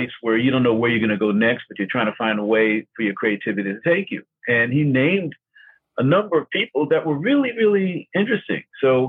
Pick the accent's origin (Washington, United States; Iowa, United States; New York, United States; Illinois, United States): New York, United States; Oh, I remember I first saw it on $1 Million Movie when I was growing up in New York.